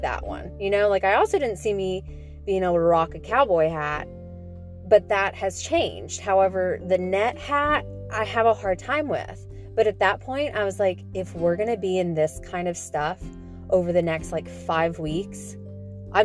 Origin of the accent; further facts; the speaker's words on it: Nashville, Tennessee, United States; also born or lived in Franklin, Tennessee; we come from Franklin and Nashville